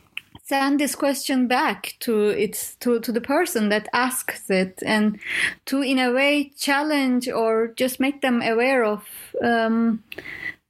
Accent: Turkey; moved away as an adult; also born or lived in United States; now in Berlin, Germany; I'm from Turkey or I'm Turkish

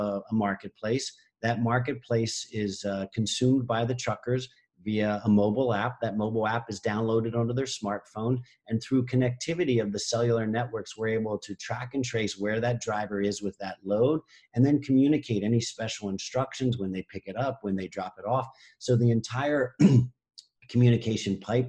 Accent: Pennsylvania, United States; now in California, United States; I'm from Pennsylvania.

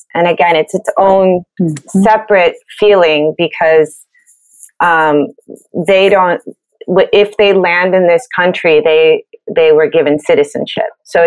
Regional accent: South Florida, United States; moved away; I grew up in South Florida, pretty much on the beach

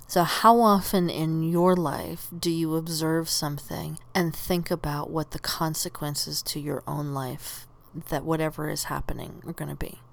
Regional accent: Southern Arizona, United States; moved away as an adult; also born or lived in Tucson; now in Oregon, United States; I grew up in Southern Arizona where it's just sunny all the time

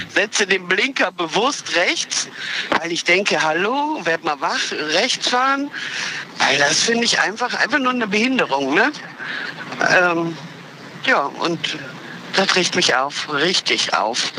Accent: Olpe, North Rhine-Westphalia, Germany; Äh, Sauerland-Olpe. Und ich pendel jeden Tag einmal Olpe-Köln.

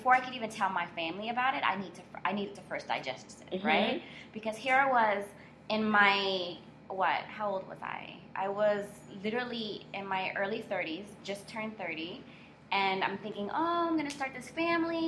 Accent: Miami, Florida, United States; also born or lived in Orlando; born and raised in South Florida, of Haitian descent

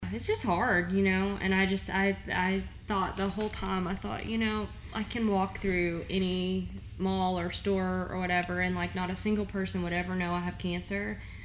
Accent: Owensboro, Kentucky, United States; moved away as an adult; also born or lived in Florida; now in Northern Kentucky, United States; I was born in Florida, um, moved to Kentucky when I was like four or five. Um, but spent my whole life in Western Kentucky in Owensboro

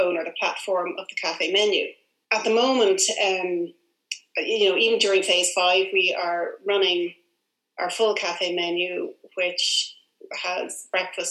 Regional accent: Dublin, Leinster, Ireland; we were very close to our grandparents growing up. I'm from Dublin.

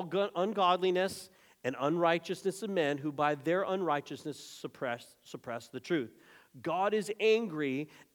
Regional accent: Arizona, United States; my home state of Arizona

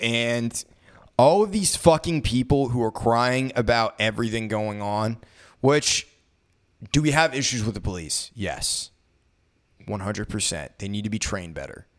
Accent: United States; I was born white in America

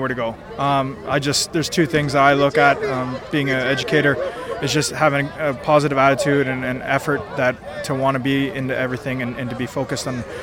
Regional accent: Canada; I'm Canadian

